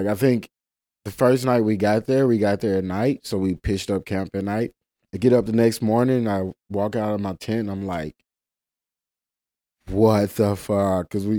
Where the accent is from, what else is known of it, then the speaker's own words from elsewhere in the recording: Memphis, Tennessee, United States; And it's like, they just can't resist to ask, so where are you guys from? And we're just like, Memphis.